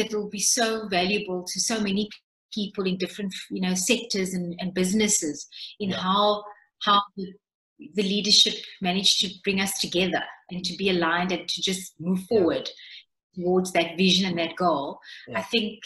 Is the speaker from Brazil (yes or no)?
no; Cape Town, Western Cape, South Africa; I come from the Cape Flats